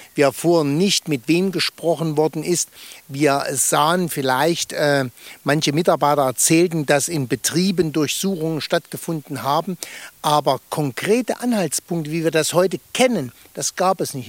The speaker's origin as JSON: {"language": "German", "town": "Gotha", "region": "Thuringia", "country": "Germany", "said": "Wir im Osten, wir lebten ja hinter Mauer und Stacheldraht"}